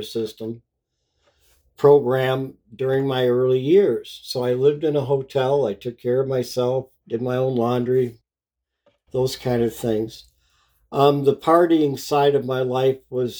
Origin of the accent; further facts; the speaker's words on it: Muskegon, Michigan, United States; I was born in Muskegon, Michigan in 1959